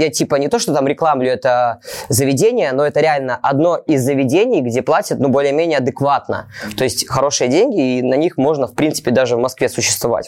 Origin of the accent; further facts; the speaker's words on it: Mogilev, Mogilev Region, Belarus; moved away as an adult; now in Moscow, Russia; я вообще не местный, я не с Москвы, я даже не из какого-то там другого российского города, я с Беларуси. Я с города Могилева.